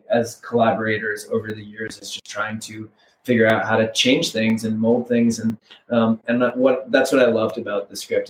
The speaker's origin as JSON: {"language": "English", "region": "New England", "country": "United States", "tie": "born or raised there", "moved": "yes", "lives_now": "New York City, United States", "said": "I grew up or like in New England and around when I was a kid"}